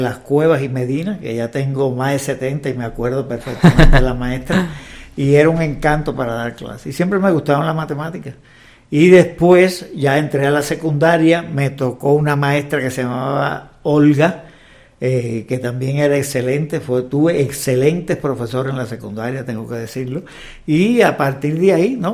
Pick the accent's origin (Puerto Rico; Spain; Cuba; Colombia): Cuba; born or raised there; moved away as an adult; also born or lived in Havana, Cuba; now in Mexico